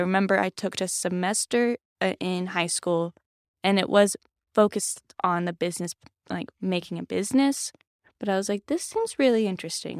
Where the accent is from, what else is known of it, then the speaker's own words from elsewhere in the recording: Alaska, United States; moved away as an adult; now in Grove City, United States; I'm actually from Alaska. I've lived there since I was five, and growing up in Alaska